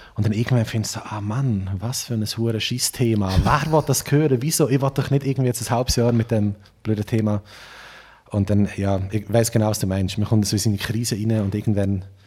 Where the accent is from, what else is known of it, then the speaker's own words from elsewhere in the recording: Trimbach, Solothurn, Switzerland; accent: unsauberer Oltner Dialekt, mixed with Aargau and Lucerne; also born or lived in Olten; Also eigentlich ist es sogar äh, auf Trimbacher Boden, wo ich aufgewachsen bin